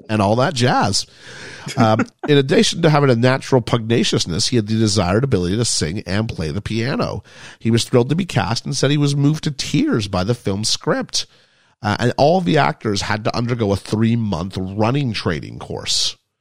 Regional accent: England, United Kingdom; moved away; also born or lived in Quebec, Canada; growing up in England

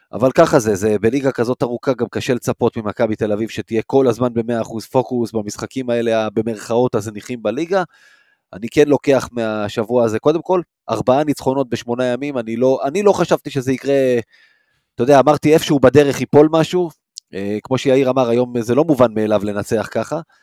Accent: Rishon LeZion, Central District, Israel; גדלתי בראשון, לא גדלתי בתל אביב ולא גדלתי ביד אליהו

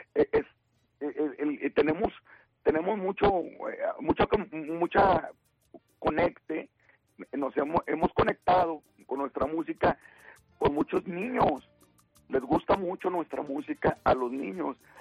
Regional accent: Torreón, Coahuila, Mexico; donde somos nosotros, donde somos de Torrón, de Torrón, Coahuila

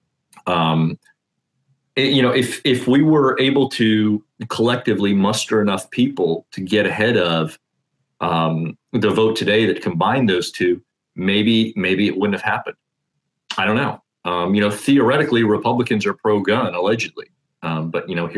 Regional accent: Indiana, United States; I am from Indiana.

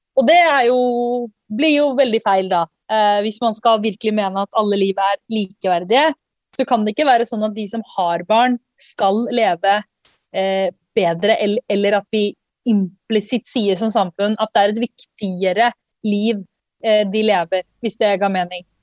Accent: Norway; jeg vokste opp i Norge

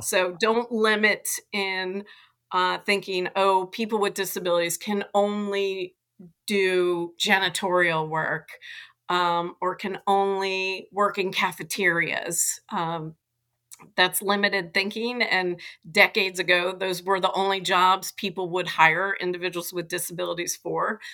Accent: Atlanta, Georgia, United States; I grew up in Atlanta

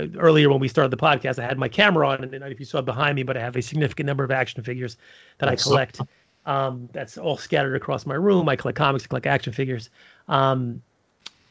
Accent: New York City, New York, United States; I'm from Brooklyn

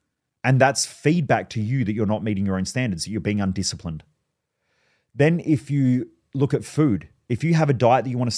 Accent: Australia; I grew up around in Australia, if you're listening overseas, we obviously don't have a lot of guns here

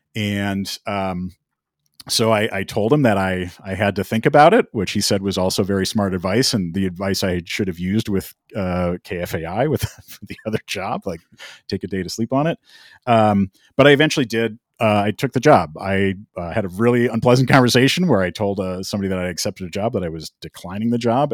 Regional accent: Minneapolis, Minnesota, United States; moved away as an adult; also born or lived in Long Island; I was born and raised in the Twin Cities.

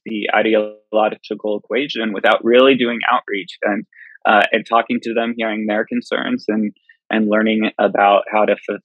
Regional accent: outside Houston, Texas, United States; moved away; So I grew up in Texas, grew up on a farm outside of Houston. Country boy to my core.

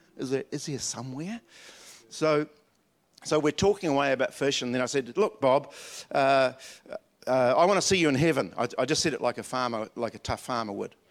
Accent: Dunedin, Otago, New Zealand; When I was a little kid at Wakari School in Dunedin, and up in the hills, I was born in the South Island. I'm a Dunedinite.

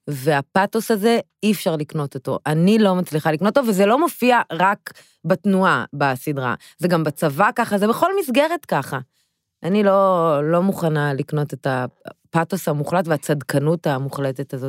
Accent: Haifa, Haifa District, Israel; גדלתי בקריית אליעזר

